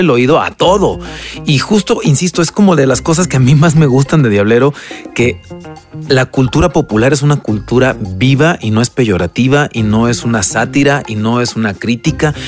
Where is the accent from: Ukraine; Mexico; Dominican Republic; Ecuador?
Mexico; como mexicanos